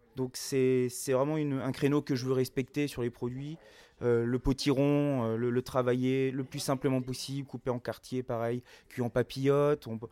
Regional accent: Paris, Île-de-France, France; moved away as an adult; also born or lived in Las Vegas, United States; now in Obernai, France; moi je suis parisien, je suis parisien d'origine

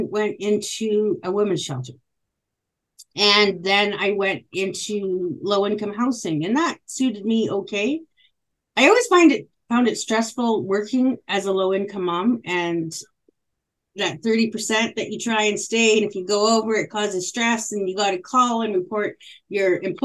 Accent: Île-à-la-Crosse, Saskatchewan, Canada; I was born in northern Saskatchewan in a place called Isle Cross, Saskatchewan, and I'm actually a 60 scoop survivor

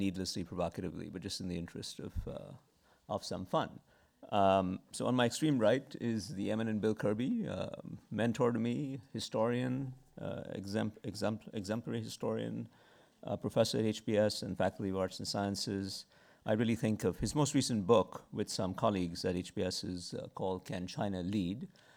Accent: India; I'm from India

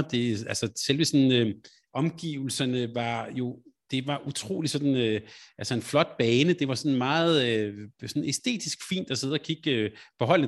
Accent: Denmark; Selvom jeg var skuffet selvfølgelig på, øh, som dansker

